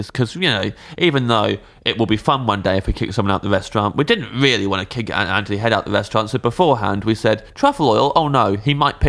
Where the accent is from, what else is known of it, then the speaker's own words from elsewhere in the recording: England, United Kingdom; We're just both from England.